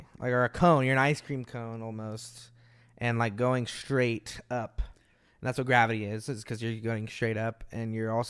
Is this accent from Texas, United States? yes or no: yes; Austin, Texas, United States; I was born in Austin. I was born just the city over. Yeah, I grew up in Austin.